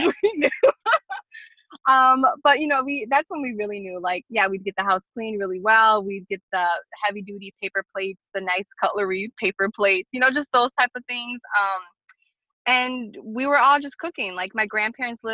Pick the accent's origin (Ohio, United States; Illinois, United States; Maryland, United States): Illinois, United States; Chicago; I grew up on Kedzie and Wilson from Albany Park. I live on the south side now, but I was there for 32 years.